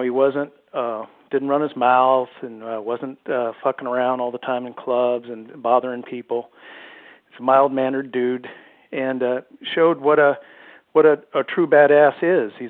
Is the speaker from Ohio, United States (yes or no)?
yes; Ohio, United States; moved away as an adult; now in Seattle, United States; I grew up in Ohio. I'm out here in Seattle now